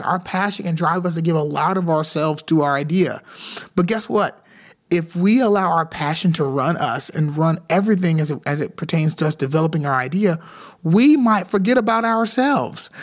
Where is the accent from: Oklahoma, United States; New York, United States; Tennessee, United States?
Tennessee, United States; Nashville; Vanderbilt University uh, in, in Nashville, Tennessee, my hometown.